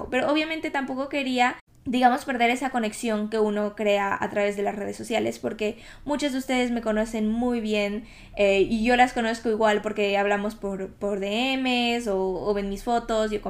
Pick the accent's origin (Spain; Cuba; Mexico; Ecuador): Ecuador; now in United Kingdom; Obviamente vine de Ecuador al Reino Unido, a Inglaterra, hace cuatro años básicamente, y han pasado tantas cosas, han cambiado tantas cosas